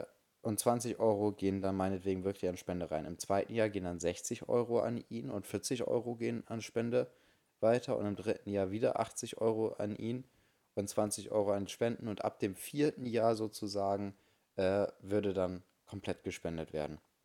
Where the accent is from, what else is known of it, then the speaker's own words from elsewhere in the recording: Bremen, Germany; bei uns in Bremen